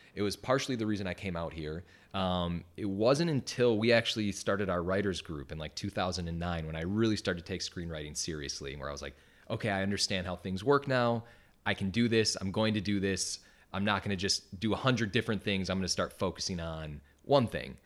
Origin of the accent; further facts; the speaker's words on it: Wisconsin, United States; moved away as an adult; I'm from Wisconsin.